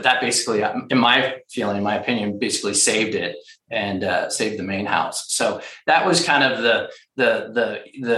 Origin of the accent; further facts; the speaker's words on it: Florida, United States; moved away; I grew up in Florida.